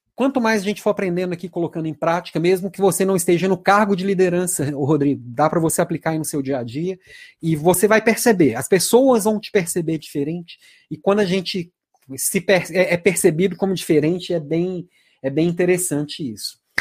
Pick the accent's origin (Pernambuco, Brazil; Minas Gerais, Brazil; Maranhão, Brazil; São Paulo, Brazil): Minas Gerais, Brazil; Belo Horizonte; also born or lived in Santa Catarina; Eu sou de Belo Horizonte, mas minha última, a última cidade que morei foi Santa Catarina.